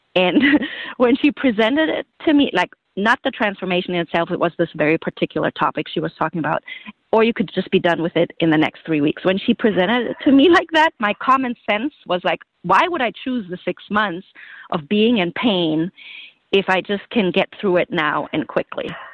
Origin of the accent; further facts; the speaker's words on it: Germany; moved away as an adult; now in United States; I grew up in Germany